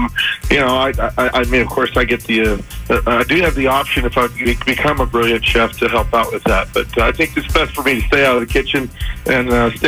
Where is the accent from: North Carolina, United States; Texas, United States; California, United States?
Texas, United States; San Antonio; moved away; How is my hometown?